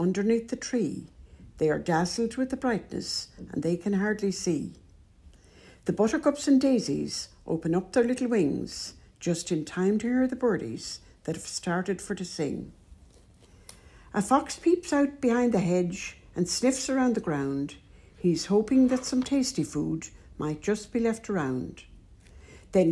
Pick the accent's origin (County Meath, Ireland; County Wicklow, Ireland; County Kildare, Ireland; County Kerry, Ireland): County Wicklow, Ireland; moved away as an adult; now in County Cavan, Ireland; born and bred in Wicklow